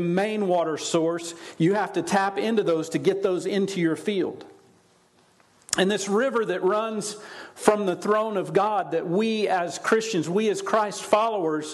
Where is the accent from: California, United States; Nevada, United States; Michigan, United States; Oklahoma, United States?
Oklahoma, United States; moved away; I grew up in Oklahoma, so I never really saw irrigation, ditch irrigation, like they have here